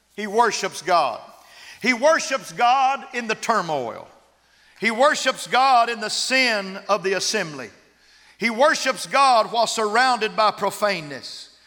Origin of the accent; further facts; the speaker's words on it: West Texas, United States; I'm from West Texas.